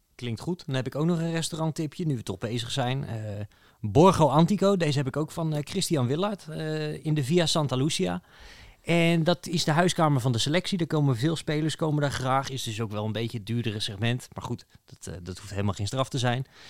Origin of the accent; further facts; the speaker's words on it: Netherlands; als Nederlander